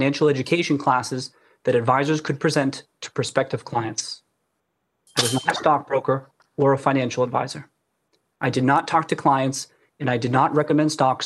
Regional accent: Brockton, Massachusetts, United States; I grew up in Brockton, Massachusetts

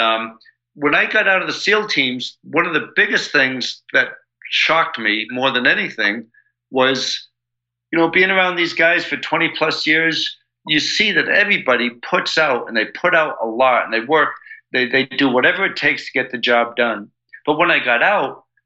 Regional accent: United States; I'm all American

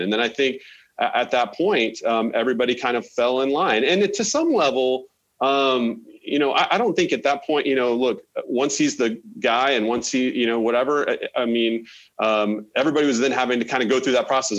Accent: Oklahoma, United States; moved away; I'm from Oklahoma originally

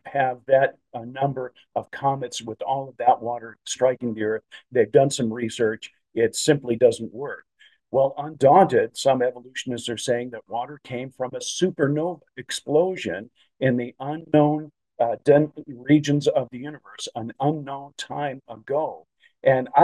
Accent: Chicago, Illinois, United States; when I was growing up in the Chicagoland area

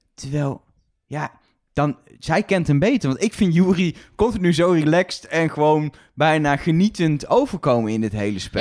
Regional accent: Netherlands; wij als Nederlanders

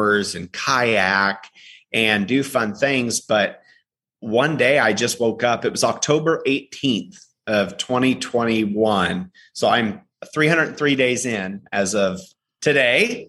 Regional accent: Illinois, United States; moved away as an adult; also born or lived in Chicago / Austin, Texas; now in Nashville, United States; I'm from Illinois originally. I grew up in a really small town

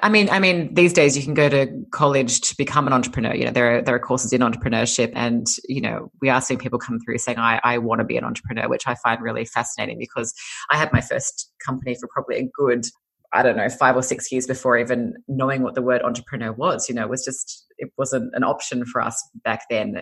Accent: Sydney, New South Wales, Australia; moved away as an adult; now in California, United States; I'm Australian. I come from Sydney, Australia. I've been living in California for almost five years now, but um, grew up in Sydney

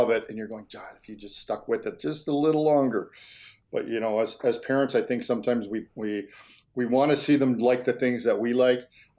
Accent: Canada; being a Canadian kid, it started very, very young, on skates at two, learned to skate in the backyard.

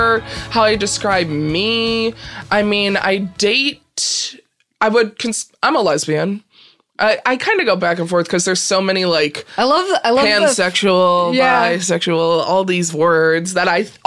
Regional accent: Peru, Illinois, United States; Peru, Illinois

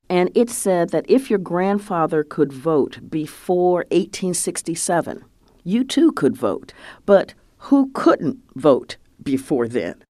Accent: Columbus, Ohio, United States; I grew up in Columbus, Ohio

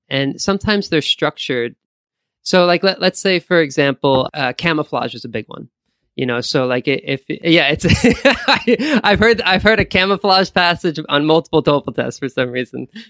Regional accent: Valley Stream, New York, United States; moved away as an adult; also born or lived in Korea; now in Japan; I'm from New York, from Long Island, uh, more particularly, and, uh, which is kinda close to, uh, Queens. So I grew up in a town called Valley Stream

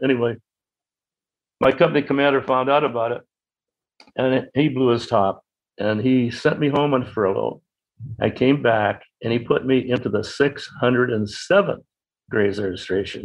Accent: Boston, Massachusetts, United States; also born or lived in Winthrop, Massachusetts; I was born in Boston on June 16, 1925. Lived in Winthrop, which is a suburb of Boston, near the ocean

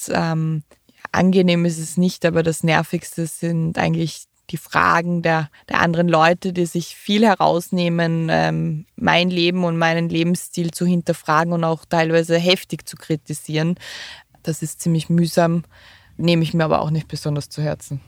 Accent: Austria; bei uns in Österreich

